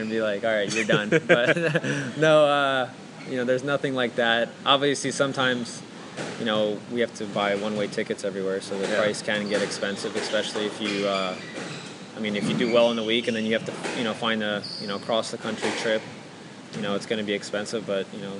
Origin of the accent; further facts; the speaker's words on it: United States; being an American